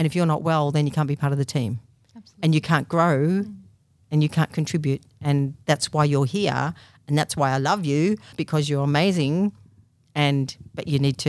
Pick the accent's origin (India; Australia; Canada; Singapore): Australia; Thornton, Victoria; in Thornton, which is a small country town near Lake Eildon.